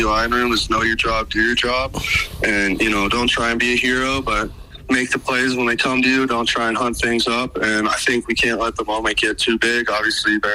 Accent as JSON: {"language": "English", "town": "Bozeman", "region": "Montana", "country": "United States", "tie": "born or raised there", "said": "I was obviously growing up in Bozeman, Montana."}